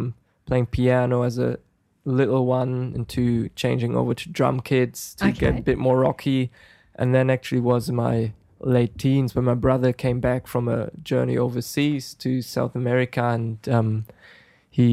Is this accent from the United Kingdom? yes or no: no; Germany; moved away as an adult; now in Australia; I'm from Germany